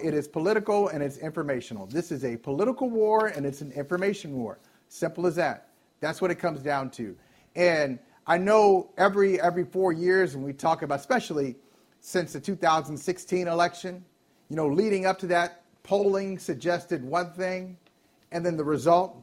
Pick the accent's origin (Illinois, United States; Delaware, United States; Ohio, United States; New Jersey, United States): Ohio, United States; moved away